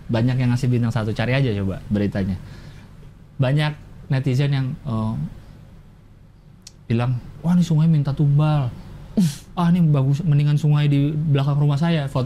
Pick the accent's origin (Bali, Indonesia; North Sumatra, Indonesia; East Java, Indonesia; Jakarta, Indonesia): Jakarta, Indonesia; saya kan orang Jakarta kuliah di Bandung